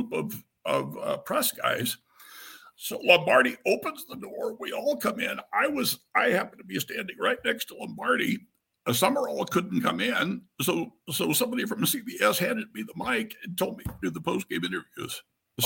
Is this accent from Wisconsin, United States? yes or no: no; Kansas, United States; moved away; also born or lived in Los Angeles; I'm from Kansas. I grew up on a farm in Kansas.